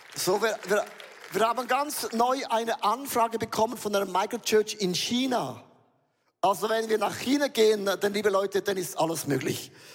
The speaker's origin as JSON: {"language": "German", "country": "Switzerland", "said": "Wir sind Schweizer"}